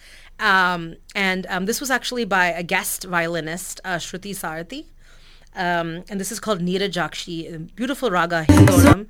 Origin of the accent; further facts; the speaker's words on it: United States; I grew up in America. I'm a diaspora kid